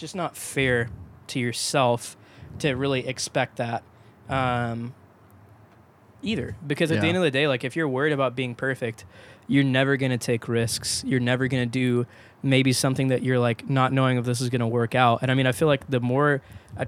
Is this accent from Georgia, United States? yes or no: yes; Georgia, United States; I commuted from my hometown to downtown Atlanta.